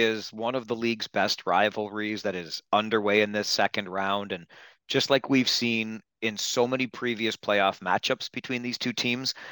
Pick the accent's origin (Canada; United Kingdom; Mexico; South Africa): Canada; Kitchener, Ontario; I grew up in Kitchener